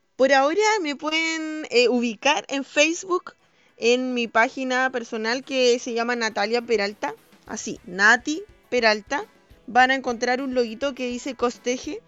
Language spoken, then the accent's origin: Spanish; Panguipulli, Los Ríos, Chile; soy de Panguipulli, que es un pueblo que está en la región número 14 de Chile